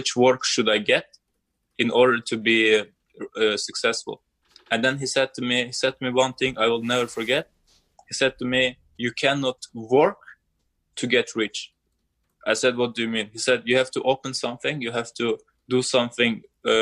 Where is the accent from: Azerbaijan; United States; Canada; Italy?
Azerbaijan; I'm from Azerbaijan